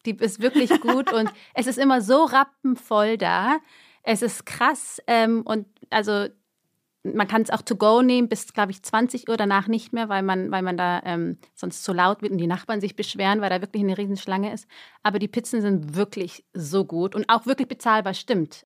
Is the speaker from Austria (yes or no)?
no; Germany; moved away as an adult; also born or lived in Erding, Bavaria; now in Zurich, Switzerland; ich bin Deutsche.